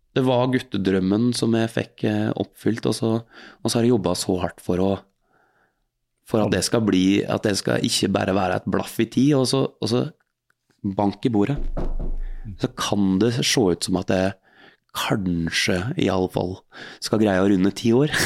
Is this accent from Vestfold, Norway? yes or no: no; Hallingdal, Buskerud, Norway; moved away as an adult; also born or lived in Oslo; dalen der jeg er fra